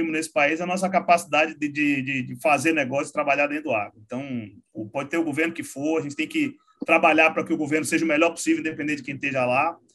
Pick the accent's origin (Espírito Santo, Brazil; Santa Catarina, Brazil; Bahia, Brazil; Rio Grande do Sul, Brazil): Bahia, Brazil; Salvador; also born or lived in Uberlândia; now in São Paulo, Brazil; Eu sou de lá de Salvador, sou nascido e criado lá mas já tem uns 15 anos que eu estou em São Paulo. Passei sete anos em Uberlândia